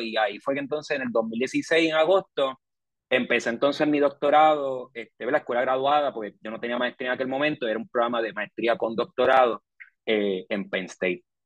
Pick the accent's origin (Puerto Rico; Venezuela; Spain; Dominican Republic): Puerto Rico; Yo nací en Puerto Rico en el 89